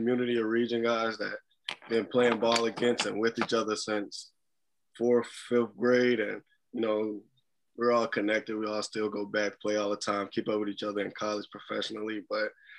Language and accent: English; Gary, Indiana, United States; moved away as an adult; also born or lived in Killeen, Texas; now in Des Moines, United States; they were originally from Gary, Indiana. We ended up moving back when I was younger.